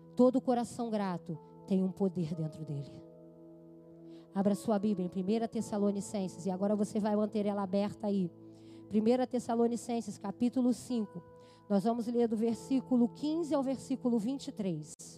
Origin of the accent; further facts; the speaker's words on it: Brazil; como somos brasileiros